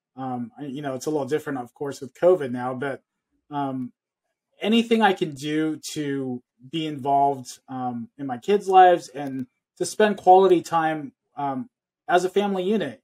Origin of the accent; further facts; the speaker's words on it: California, United States; I was born and raised here in California, so I was very Americanized